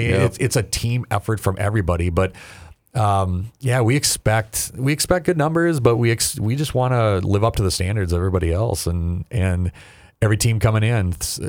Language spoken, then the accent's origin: English; North Dakota, United States; It's like my whole communal life in growing up in North Dakota is about the community coming in.